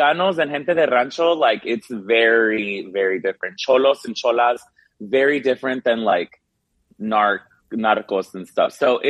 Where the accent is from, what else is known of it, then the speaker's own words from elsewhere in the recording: United States; My parents are from Mexico and I was born in America, but my ties are very strong to Mexican culture